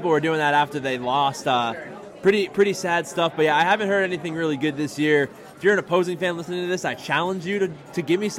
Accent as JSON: {"language": "English", "area": "near Springfield", "region": "Massachusetts", "country": "United States", "tie": "born or raised there", "said": "I grew up right near Springfield"}